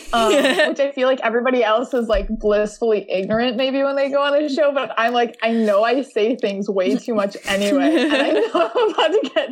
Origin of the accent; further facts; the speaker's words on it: Chicago, Illinois, United States; also born or lived in England; I'm 24 years old. I'm from Chicago, Illinois, USA.